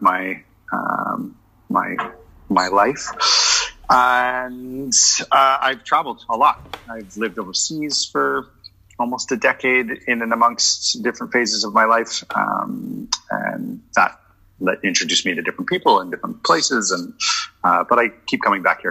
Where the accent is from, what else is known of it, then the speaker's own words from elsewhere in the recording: west coast of Canada, Western Canada, Canada; I grew up on the west coast of Canada